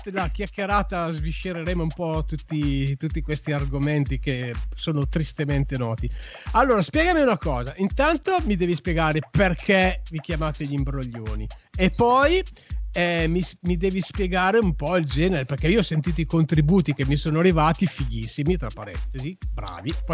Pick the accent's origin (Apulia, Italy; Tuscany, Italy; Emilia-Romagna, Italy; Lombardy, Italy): Lombardy, Italy; Gorgonzola; io giro per il mio paese Gorgonzola e vedo il manifesto degli imbroglioni